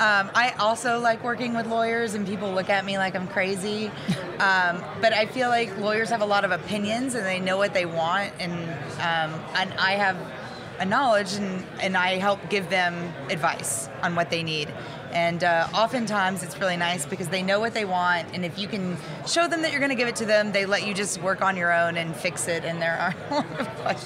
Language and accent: English; Austin, Texas, United States; I am from Austin, Texas.